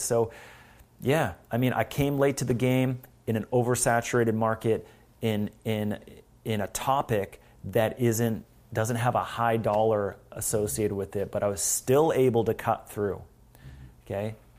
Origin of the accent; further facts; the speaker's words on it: Canada; also born or lived in Vancouver, Canada; I'm from Canada, but here, here we are in L